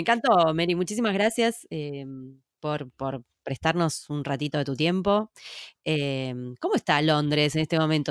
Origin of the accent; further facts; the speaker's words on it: Córdoba, Argentina; Yo soy cordobesa